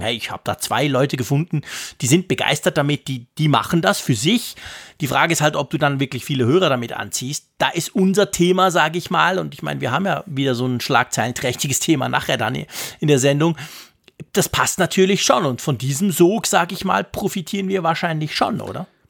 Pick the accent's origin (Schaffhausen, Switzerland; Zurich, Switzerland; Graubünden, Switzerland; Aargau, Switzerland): Zurich, Switzerland; bei uns in Zürich